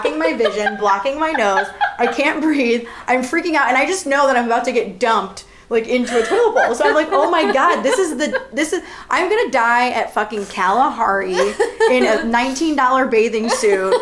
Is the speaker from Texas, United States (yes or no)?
no; North Royalton, Ohio, United States; I'm actually known in my hometown as, like, one of the best swimmers to ever come out of North Royalton High School